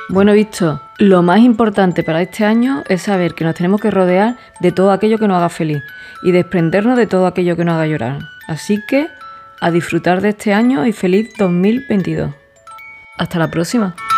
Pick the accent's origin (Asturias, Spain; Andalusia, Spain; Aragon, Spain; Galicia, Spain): Andalusia, Spain; he dicho sen ya porque soy andaluza